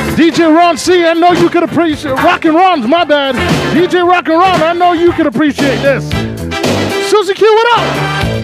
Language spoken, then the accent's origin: English; Montreal, Quebec, Canada; I'm from Montreal